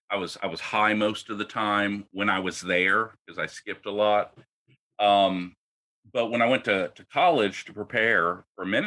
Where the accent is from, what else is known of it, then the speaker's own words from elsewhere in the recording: Washington, District of Columbia, United States; moved away; also born or lived in Oklahoma / New Orleans; I grew up in the Washington, D.C. area